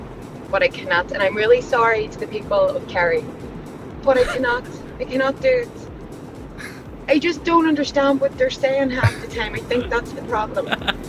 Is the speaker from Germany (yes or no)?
no; Belfast, Northern Ireland, United Kingdom; accent: Belfast; now in Wexford, Ireland; I'm a Belfast girl living in Wexford, working in Waterford, and I get comments on my accent all the time.